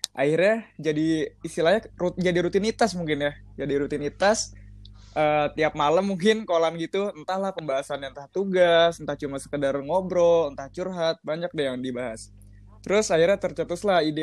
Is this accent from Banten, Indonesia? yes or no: yes; Tangerang, Banten, Indonesia; asal gue dari Tangerang.